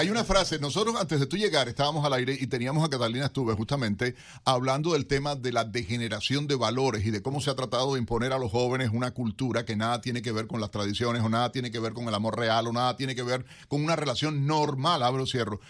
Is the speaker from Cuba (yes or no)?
yes; Cuba; now in United States; como cubano